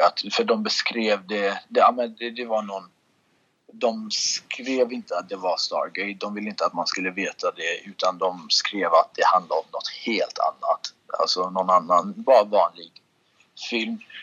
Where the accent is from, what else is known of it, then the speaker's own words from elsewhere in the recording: Sweden; moved away as an adult; also born or lived in Russia / Kurdistan; now in Los Angeles, United States; jag är uppvuxen i Sverige, det är jag. Men lite uppvuxen i Ryssland var jag också